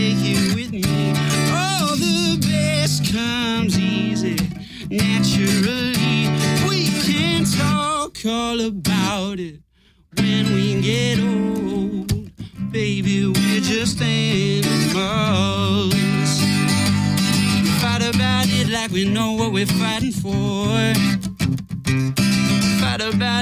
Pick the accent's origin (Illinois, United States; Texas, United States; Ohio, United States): Illinois, United States; Chicago; moved away as an adult; also born or lived in Boston; I was born and raised in Chicago